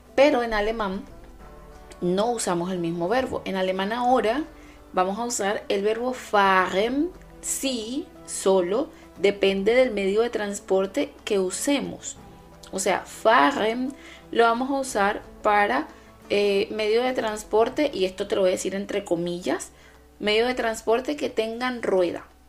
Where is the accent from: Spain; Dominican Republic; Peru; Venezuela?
Venezuela; now in Germany; Mi Venezuela, mi país de origen